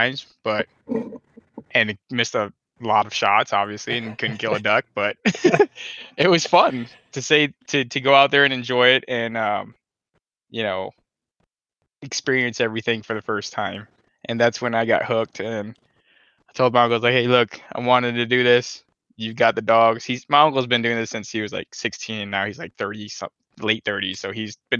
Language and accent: English; Minnesota, United States; also born or lived in North Carolina; I was born and raised in Minnesota, been in Minnesota all my life